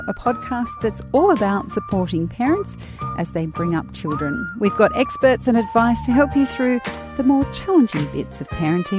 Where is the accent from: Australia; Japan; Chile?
Australia; even as an Australian.